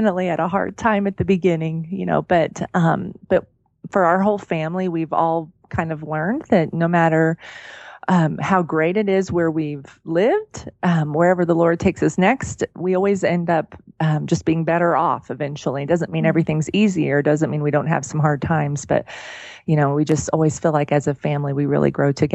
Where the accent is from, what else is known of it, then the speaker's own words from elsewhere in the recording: Oklahoma, United States; moved away as an adult; now in Colorado Springs, United States; I grew up in Oklahoma in the same house.